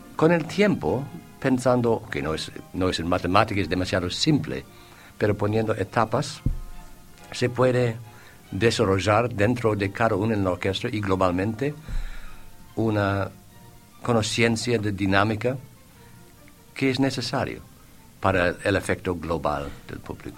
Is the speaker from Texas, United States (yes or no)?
no; Boston, Massachusetts, United States; Spanish is a second language; moved away as an adult; also born or lived in Switzerland / Buenos Aires; now in Uruguay; Yo, hijo de alban, albaneses, un eh, una familia humilde en Boston con un restaurante en mi infancia